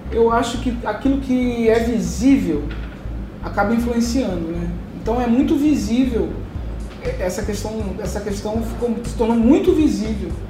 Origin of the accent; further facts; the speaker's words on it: Salvador, Bahia, Brazil; now in Rio de Janeiro, Brazil; Quando eu saí de Salvador para o Rio, eu via no aeroporto a diferença.